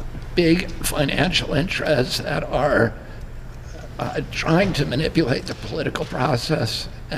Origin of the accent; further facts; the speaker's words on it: United States